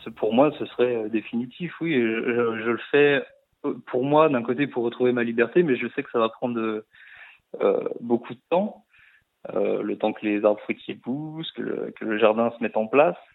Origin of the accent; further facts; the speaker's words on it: Saône-et-Loire, Bourgogne-Franche-Comté, France; also born or lived in Lyon / Canada; je viens quand même de la Saône-et-Loire